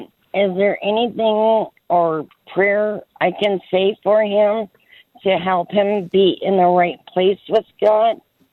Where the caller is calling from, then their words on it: Great Falls, Montana, United States; I'm calling from Great Falls, Montana.